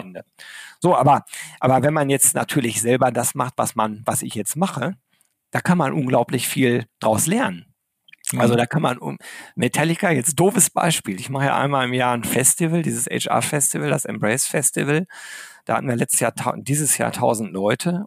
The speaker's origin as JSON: {"language": "German", "town": "Arnsberg", "region": "North Rhine-Westphalia", "country": "Germany", "tie": "born or raised there", "said": "ich bin im Sauerland groß geworden, in Arnsberg."}